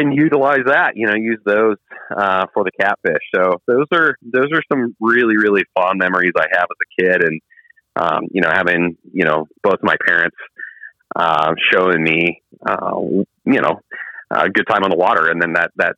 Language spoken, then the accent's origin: English; Northeast Ohio, United States; Growing up in Northeast Ohio